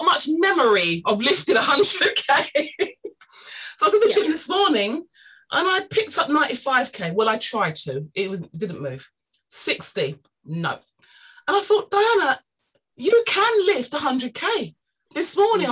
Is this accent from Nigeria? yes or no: yes; Nigeria; I'm Nigerian